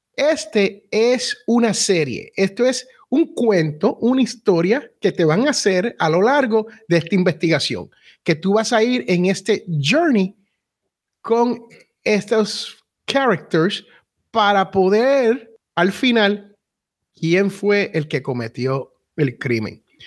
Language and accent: Spanish; Puerto Rico; soy boricua y los boricuas somos casi raperos